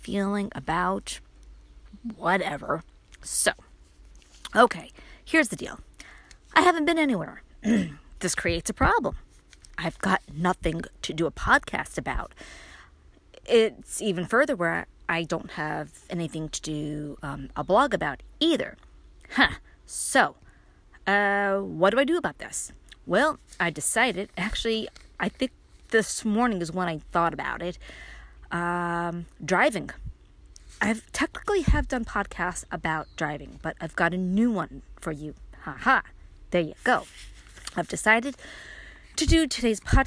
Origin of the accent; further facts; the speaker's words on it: New York City, New York, United States; moved away as an adult; now in Upstate New York, United States; I was born and raised in Brooklyn, which means I had to learn how to drive in Brooklyn